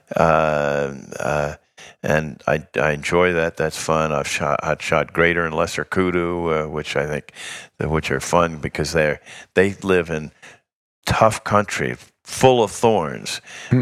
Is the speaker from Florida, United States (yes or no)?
no; New York, United States; As a New Yorker